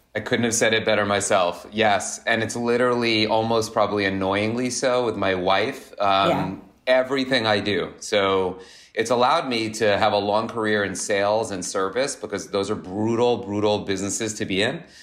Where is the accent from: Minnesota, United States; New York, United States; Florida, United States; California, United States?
New York, United States; Long Beach; also born or lived in Michigan; I grew up in Long Beach on Long Island, which mm-hmm. is like a uh, surfer town